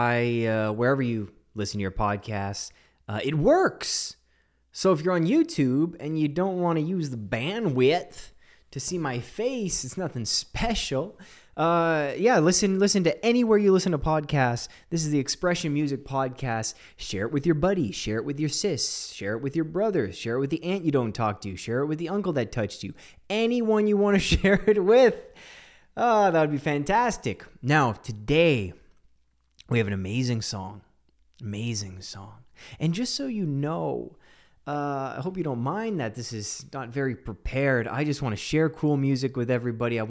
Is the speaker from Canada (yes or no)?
yes; Canada; I'm Canadian. I'm as Canadian as they come.